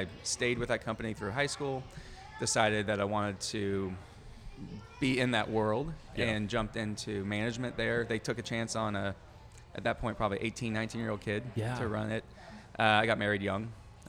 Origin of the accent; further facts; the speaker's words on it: Phoenix, Arizona, United States; I grew up in Phoenix.